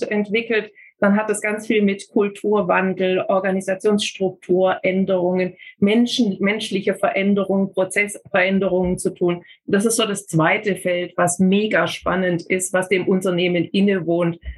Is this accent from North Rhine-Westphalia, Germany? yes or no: no; Kirchheim unter Teck, Baden-Württemberg, Germany; also born or lived in Ulm; Ich bin in Ulm geboren und in Kirchheim-Tech dann zur Schule gegangen und habe von dort aus mich auch äh